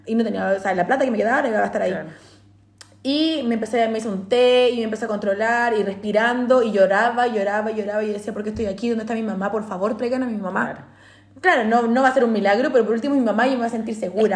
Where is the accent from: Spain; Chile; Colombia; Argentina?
Chile; moved away as an adult; now in Australia; los demás decimos como demás chilenos